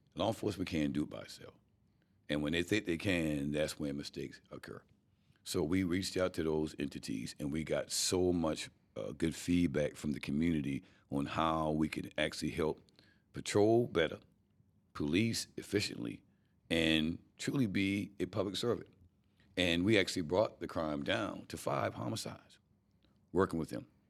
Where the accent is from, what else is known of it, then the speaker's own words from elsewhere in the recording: North Charleston, South Carolina, United States; born and raised here and love it. And there's no other city in the world that I love like I love North Charleston